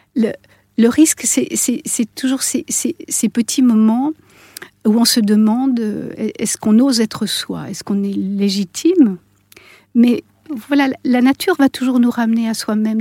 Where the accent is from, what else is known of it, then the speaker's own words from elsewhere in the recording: Switzerland; je suis suissesse